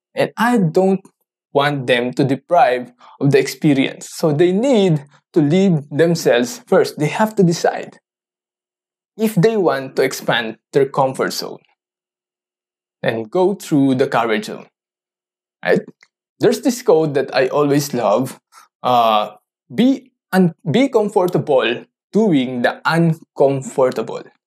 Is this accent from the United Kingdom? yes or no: no; Philippines; English is a second language; I'm a Filipino, so I don't know how to do or talk in English fluently